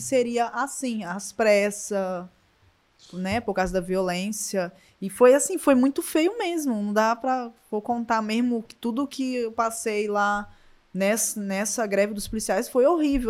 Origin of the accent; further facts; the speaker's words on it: Vila Velha, Espírito Santo, Brazil; moved away as an adult; now in Portugal; Sou do Espírito Santo, Vila Velha